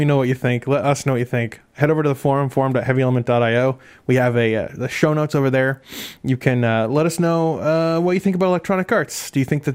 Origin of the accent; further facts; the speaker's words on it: Maine, United States; moved away; I'm from Maine originally